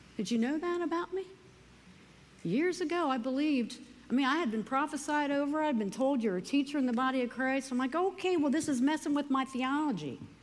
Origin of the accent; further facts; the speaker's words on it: United States; I love being an American